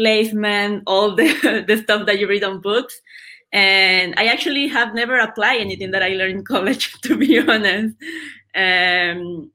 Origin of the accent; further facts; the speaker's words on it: Nicaragua; moved away as an adult; now in Buenos Aires, Argentina; I'm from Nicaragua